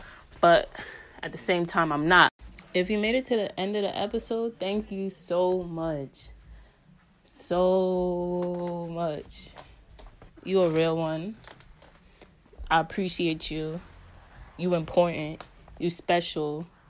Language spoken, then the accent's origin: English; New York, United States; accent: New York; And that's the end of my story in my New York accent.